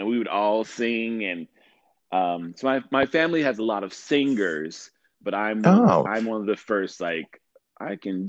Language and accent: English; Little Rock, Arkansas, United States; now in New York City, United States; Yes, born and raised in Little Rock, Arkansas.